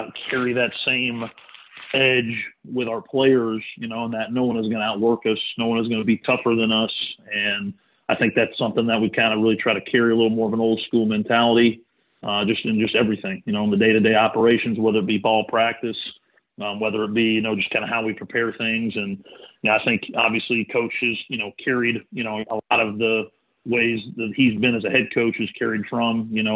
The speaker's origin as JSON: {"language": "English", "region": "Texas", "country": "United States", "tie": "born or raised there", "moved": "yes", "said": "growing up in Texas"}